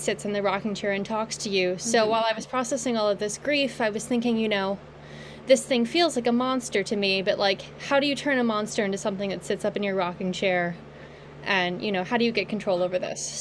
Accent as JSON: {"language": "English", "region": "Kentucky", "country": "United States", "tie": "born or raised there", "said": "in my hometown of Kentucky, my home state of Kentucky"}